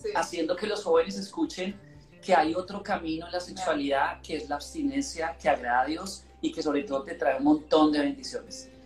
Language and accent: Spanish; Bogotá, Colombia; born or raised there